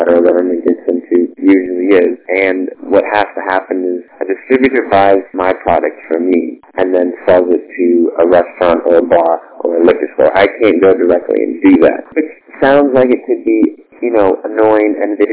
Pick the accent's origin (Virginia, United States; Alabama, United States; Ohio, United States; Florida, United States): Florida, United States; Southwest; I go to FCCU now. I play on the hockey team there. It's my hometown. I grew up here